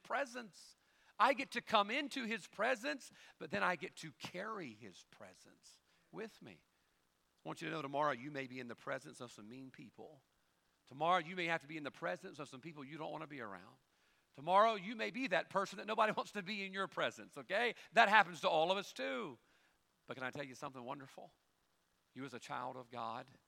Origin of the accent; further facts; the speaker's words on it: Bible Belt, the South, United States; we grew up here in the South in the Bible Belt